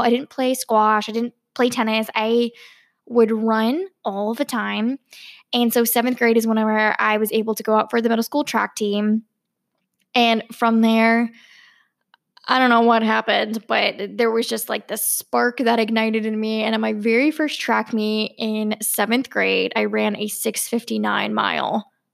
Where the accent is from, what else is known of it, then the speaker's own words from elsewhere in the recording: Virginia, United States; I grew up in Virginia